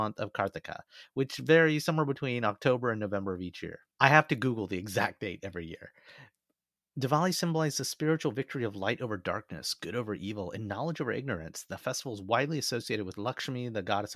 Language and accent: English; Alabama, United States; moved away; also born or lived in Singapore; growing up in Alabama